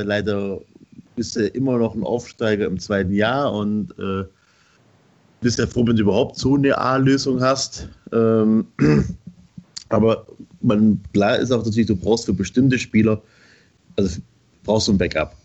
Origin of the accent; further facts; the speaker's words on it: Schorndorf, Swabia, Baden-Württemberg, Germany; bin halt auch gebürtiger Schwabe, bin ne, dann in Schandorf groß geworden